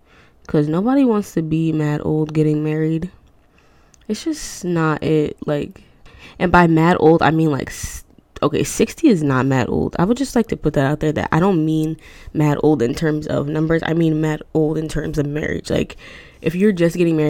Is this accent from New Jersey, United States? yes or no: yes; Newark, New Jersey, United States; I was born in Newark